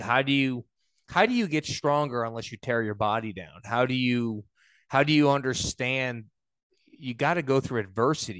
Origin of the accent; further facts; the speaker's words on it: New York, United States; i was raised in New York